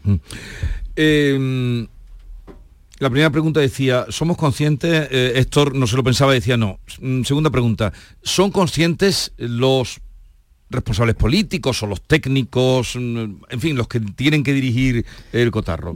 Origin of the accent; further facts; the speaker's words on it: northern Córdoba, Andalusia, Spain; de mi tierra, del norte de Córdoba